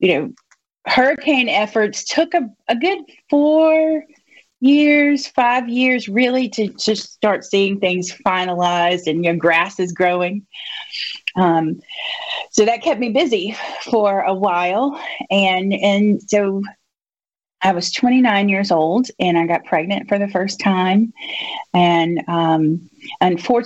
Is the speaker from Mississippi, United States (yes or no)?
yes; Jackson County, Mississippi Gulf Coast, United States; also born or lived in Oxford, Mississippi; I grew up here on the Gulf Coast. I was born and raised in Jackson County, and my family is here